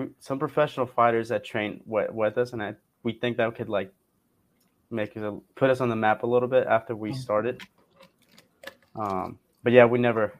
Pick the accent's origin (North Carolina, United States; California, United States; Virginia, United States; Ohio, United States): California, United States; Montclair; I am from Montclair, California.